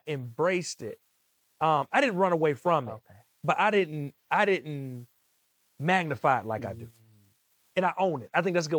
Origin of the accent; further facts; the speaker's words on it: DMV area, Maryland, United States; I'm from Maryland, DMV area.